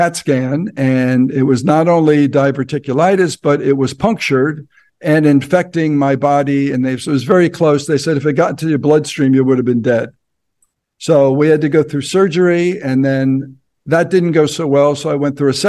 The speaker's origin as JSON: {"language": "English", "region": "New Jersey", "country": "United States", "tie": "born or raised there", "also_born_or_lived": "Ohio / Hollywood, California", "moved": "as an adult", "said": "I'm from Jersey"}